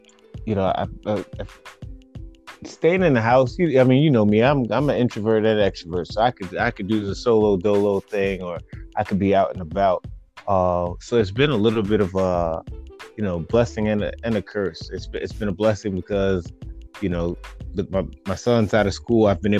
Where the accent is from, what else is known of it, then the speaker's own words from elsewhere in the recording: Nyack, New York, United States; also born or lived in Middletown; born and raised in New York, little right outside the city, the suburbs called Nyack, and then lived in a place called Middletown.